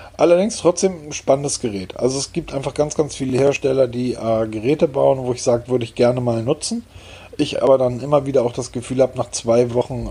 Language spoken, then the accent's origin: German; Hamburg, Germany; born or raised there